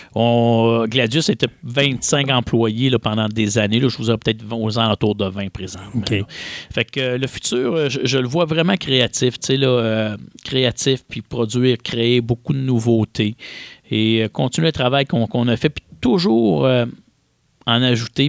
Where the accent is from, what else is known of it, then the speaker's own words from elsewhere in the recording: Quebec, Canada; chez nous au Québec